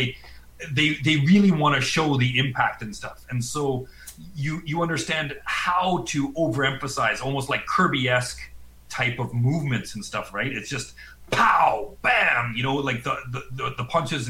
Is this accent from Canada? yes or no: yes; Calgary, Alberta, Canada; I grew up in Calgary, man. Yeah, I'm from Calgary